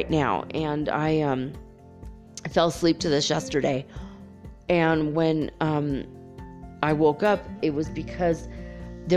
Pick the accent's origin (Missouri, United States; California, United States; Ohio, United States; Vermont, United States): California, United States; Los Angeles; moved away; also born or lived in San Francisco / Detroit; Los Angeles, which I will look forward to because that's my hometown, baby, and I miss